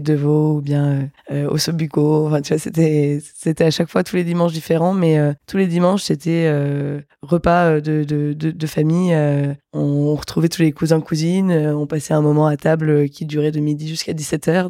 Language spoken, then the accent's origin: French; Metz, Grand Est, France; je viens de Metz